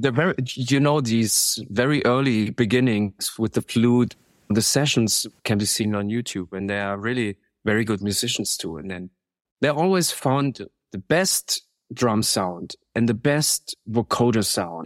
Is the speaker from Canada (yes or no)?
no; Munich, Bavaria, Germany; I'm from Munich